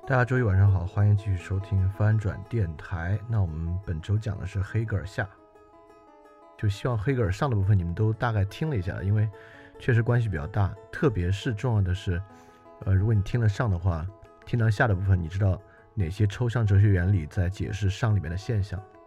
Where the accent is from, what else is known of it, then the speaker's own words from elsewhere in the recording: China; 而这个对我们中国人其实一点也不陌生。